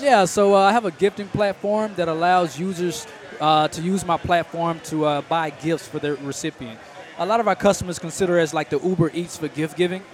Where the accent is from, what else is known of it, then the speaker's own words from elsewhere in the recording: Dallas, Texas, United States; I'm originally from Dallas, Texas